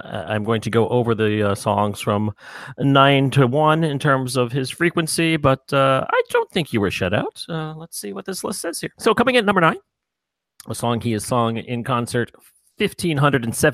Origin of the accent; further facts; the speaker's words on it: New York, United States; I'm a New Yorker